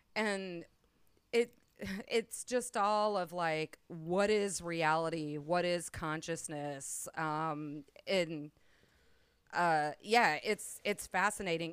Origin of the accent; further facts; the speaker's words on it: Gulf Coast, United States; moved away; also born or lived in Perdido Key; I am originally from the Gulf Coast